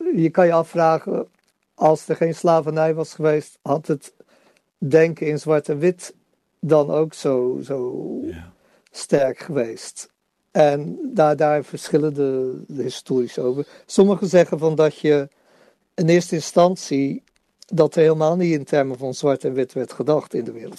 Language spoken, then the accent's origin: Dutch; Netherlands; als Nederlanders